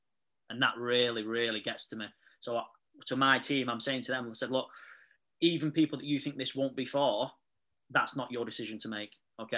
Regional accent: Manchester, North West England, United Kingdom; So I'm 31 from Manchester.

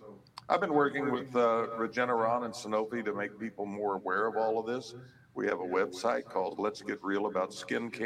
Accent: Oklahoma, United States; I grew up in Oklahoma in a small town

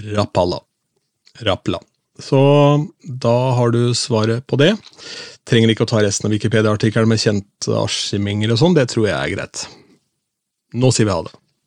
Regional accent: Askim, Østfold, Norway; min hjemby Askim

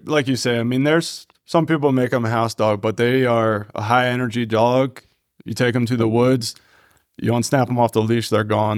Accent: Taneytown, Maryland, United States; I'm from Tawny Town as well

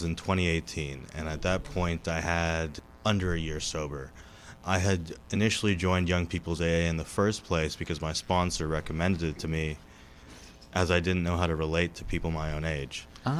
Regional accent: California, United States; I'm an alcoholic from California.

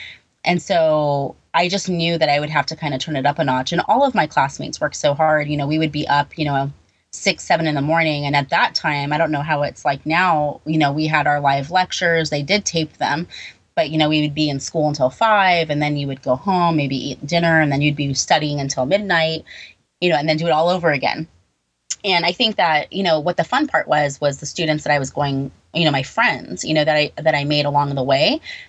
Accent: California, United States; now in New York, United States; You know, I moved from California to New York.

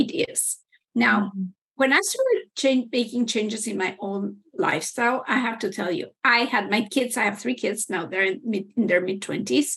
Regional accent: Mexico; now in Canada; I'm originally from Mexico

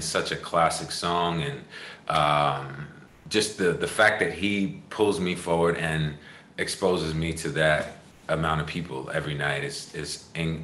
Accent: Long Island, New York, United States; I'm from Long Island

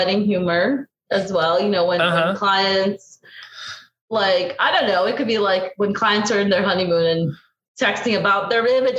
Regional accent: Brazil; English is a second language; I'm originally from Brazil, this architect girl who's like an architect / blogger, right?

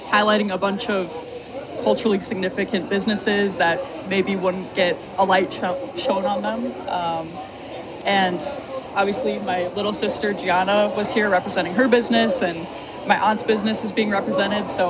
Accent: Plymouth, Minnesota, United States; I'm from Plymouth, Minnesota.

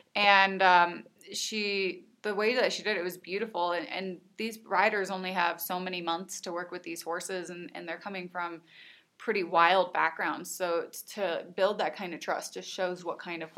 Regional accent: Illinois, United States; now in Colorado, United States; I'm from Illinois.

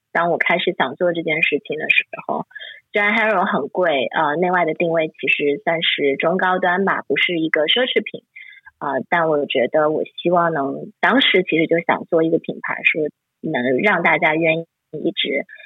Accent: Shanghai, China; moved away as an adult; also born or lived in Hong Kong / United States; 我是从从小生活在上海

